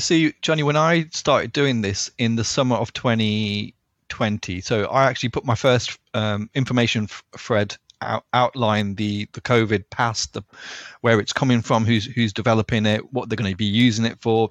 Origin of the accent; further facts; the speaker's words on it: Leicester, East Midlands, United Kingdom; I'm from Leicester